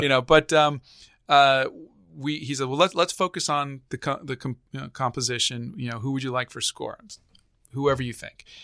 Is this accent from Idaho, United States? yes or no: no; Bay Area, California, United States; I grew up in the Bay Area.